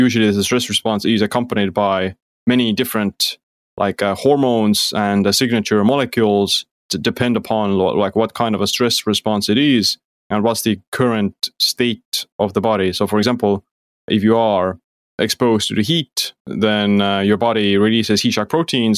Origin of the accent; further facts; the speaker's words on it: Estonia; Yeah, well, like I said, I'm from Estonia